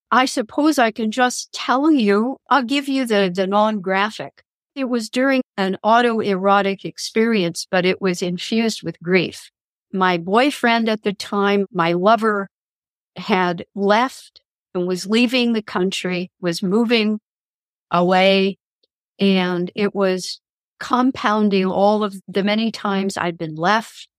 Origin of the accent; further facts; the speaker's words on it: Kansas, United States; I'm from Kansas